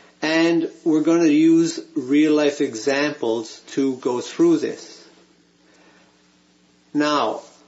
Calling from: Vancouver, British Columbia, Canada; it's my pleasure to be here with you today. I'm joining you from Vancouver, Canada

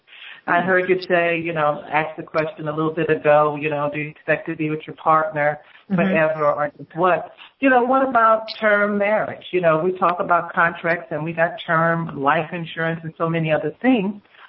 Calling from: Houston, Texas, United States; from Houston.

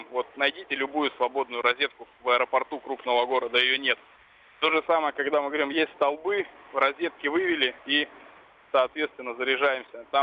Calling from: Novosibirsk, Novosibirsk Oblast, Russia; Вот я из Новосибирска, ага. звоню вам.

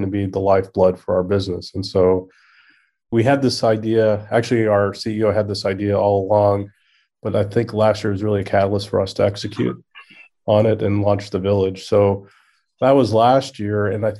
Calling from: The Woodlands, Texas, United States; I'm in the Woodlands, Texas.

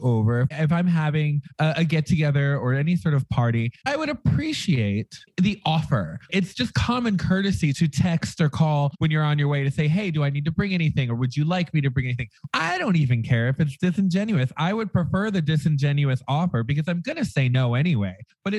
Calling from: Las Vegas, Nevada, United States; I'm coming to you from the loss of the Vegas.

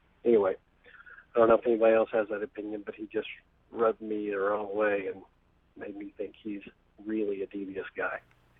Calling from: Arlington, Texas, United States; I'm calling from Arlington, Texas, home of the Dallas Cowboys, however that works.

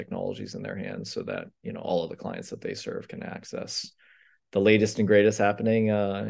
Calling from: San Francisco, California, United States; San Francisco. Me and four other people who have stayed in the Bay Area.

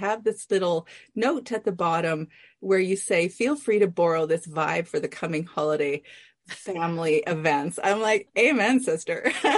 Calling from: British Columbia, Canada; I'm in British Columbia.

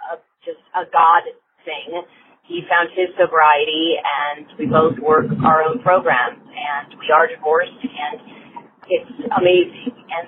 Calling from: California, United States; I'm calling from California

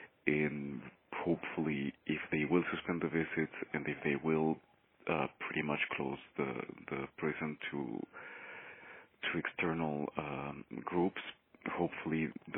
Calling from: Mexico City, Mexico; I am calling from Mexico City. I work here with the La Yeca Collective

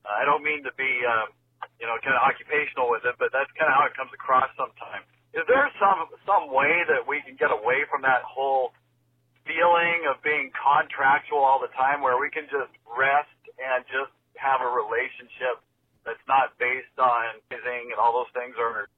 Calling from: Canada; I'm calling from Canada.

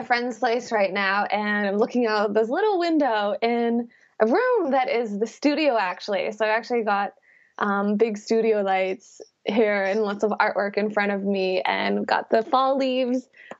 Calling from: Birmingham, West Midlands, United Kingdom; I am calling from Birmingham, UK right now.

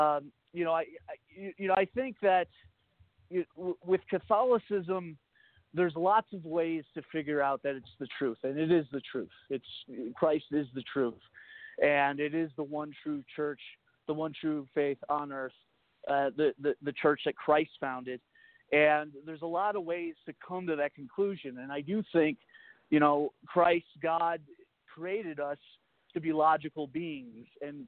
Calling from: Northeast, United States; terms. Like Northeast.

